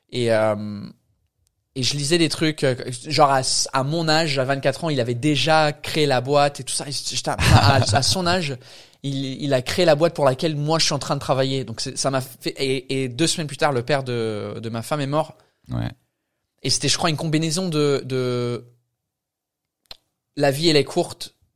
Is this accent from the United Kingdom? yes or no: yes; Canterbury, South East England, United Kingdom; French is a second language; moved away as an adult; also born or lived in France; now in Paris, France; Sud euh, sud-est de l'Angleterre. C'est quoi ça comme, euh, euh, la ville c'est Canterbury, Canterbury.